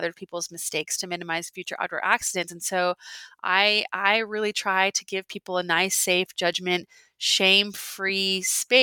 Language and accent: English; Alaska, United States; I was born and raised in Alaska, and I'm sitting here in my little home, my little ranch style home in Anchorage, Alaska right now